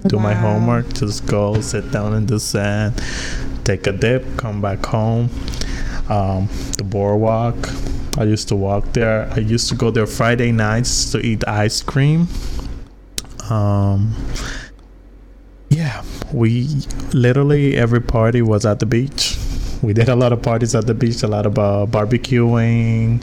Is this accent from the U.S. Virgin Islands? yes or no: yes; U.S. Virgin Islands; moved away as an adult; now in New Jersey, United States; I was born, raised my entire life in the Virgin Islands, in the island of St. Croix.